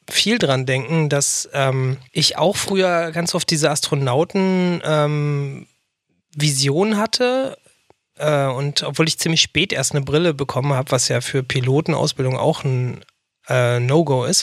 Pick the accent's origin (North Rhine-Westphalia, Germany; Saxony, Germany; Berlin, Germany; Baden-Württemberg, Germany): Berlin, Germany; born there; now in Hamburg, Germany; Genau, also ich bin in Berlin geboren, im Westteil der Stadt, in ähm, Charlottenburg, um ganz genau zu sein.